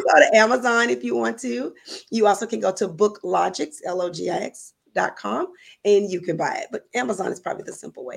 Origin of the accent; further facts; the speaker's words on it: Louisiana, United States; I am from Louisiana